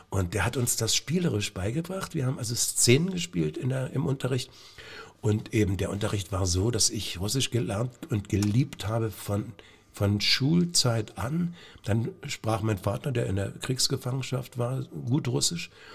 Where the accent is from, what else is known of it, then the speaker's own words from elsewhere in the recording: Lieberose, Brandenburg, Germany; also born or lived in Cottbus; ich komme aus Liberose